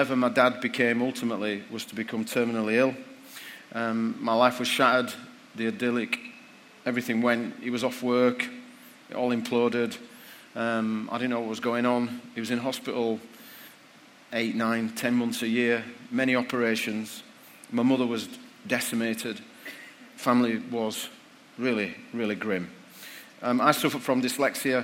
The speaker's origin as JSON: {"language": "English", "town": "Bradford", "region": "Yorkshire and the Humber", "country": "United Kingdom", "tie": "born or raised there", "said": "my hometown of Bradford"}